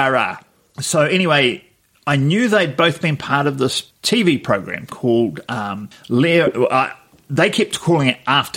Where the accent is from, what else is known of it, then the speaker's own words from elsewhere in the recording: Wellington, New Zealand; my hometown, Wellington